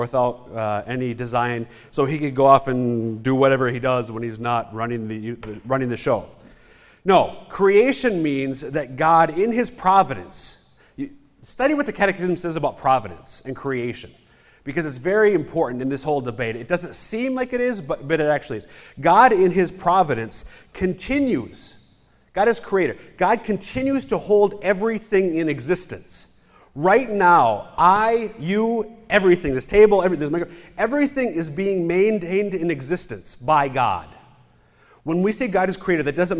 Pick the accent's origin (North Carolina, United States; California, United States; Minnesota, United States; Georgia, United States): Minnesota, United States; I'm from Minnesota